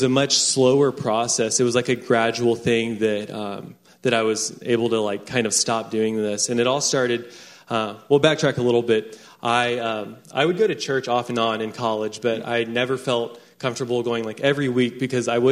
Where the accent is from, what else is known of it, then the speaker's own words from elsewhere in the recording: Round Rock, Texas, United States; I grew up in Round Rock, Texas